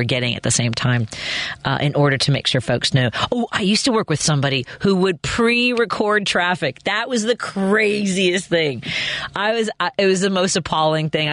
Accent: Chicago, Illinois, United States; when I was a kid, I grew up on Northwest Highway, right about a block away from there.

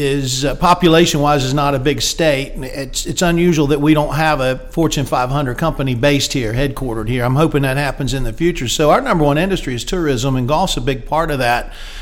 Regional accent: Fort Mill, South Carolina, United States; I grew up in South Carolina, just south of Charlotte, in Fort Mill, South Carolina, and graduated from Fort Mill High School, great public school system up there, and went off to Georgia Tech.

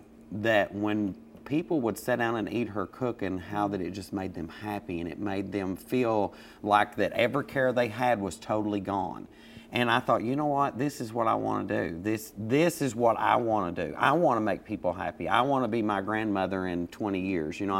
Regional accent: Laurel County, Kentucky, United States; I was raised on a huge farm in Laurel County

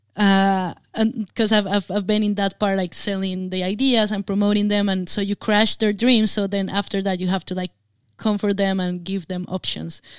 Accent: Colombia; I come from Colombia, um, I mean, we have to deal with guerrillas for many years

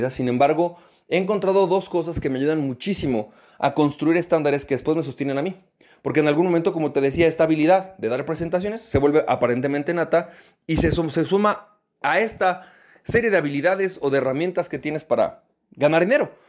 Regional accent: Venezuela; moved away; ¿cómo le hago para poder recuperar ese nivel que yo tenía en mi país de origen, en Venezuela?

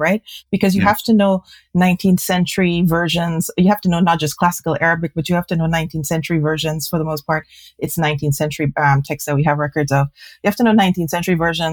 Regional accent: Guyana; I was born in Guyana and I'm Indo-Guyanese and Muslim too

